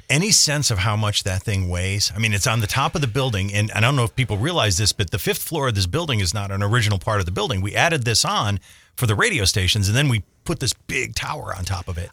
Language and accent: English; Scranton, Pennsylvania, United States; when I was a kid growing up in South Scranton